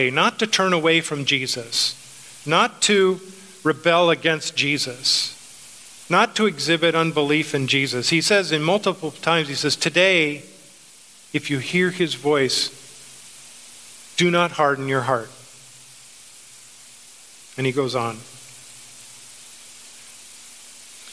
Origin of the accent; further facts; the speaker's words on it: United States; we as American Christians